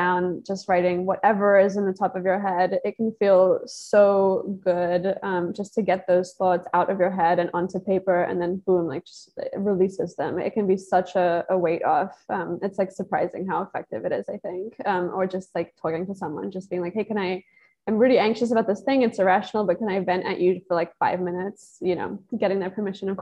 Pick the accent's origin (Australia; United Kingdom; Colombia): United Kingdom; England; moved away as an adult; now in United States; I'm from England and I moved here as a student and I'm still here.